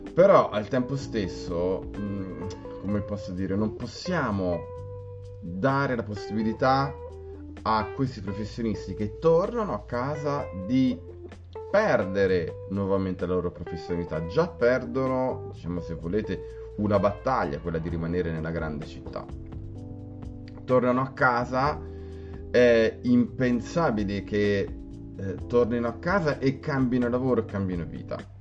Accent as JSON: {"language": "Italian", "town": "Grosseto", "region": "Tuscany", "country": "Italy", "moved": "as an adult", "lives_now": "Rome, Italy", "said": "io eh, sono di Grosseto, sono scappato da Grosseto perché artisticamente non offriva nulla eh, e sono eh, emigrato a Roma"}